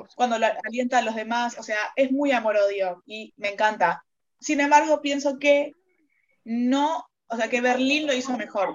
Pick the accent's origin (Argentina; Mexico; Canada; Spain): Argentina; yo como argentina